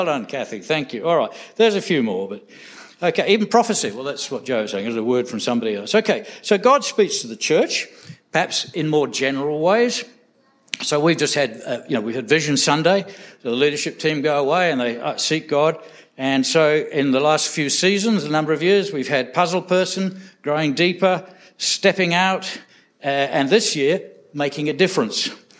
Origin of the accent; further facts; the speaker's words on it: England, United Kingdom; I came from England, and so I wrote to my dad